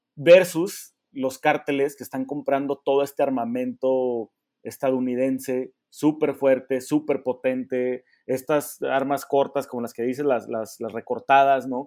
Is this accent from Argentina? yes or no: no; Mexico; nosotros como mexicanos